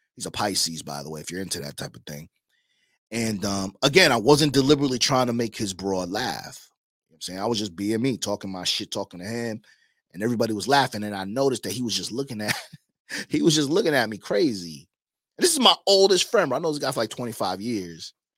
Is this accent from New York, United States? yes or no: yes; New York, United States; now in Miami, United States; I came from Queens, Long Island rather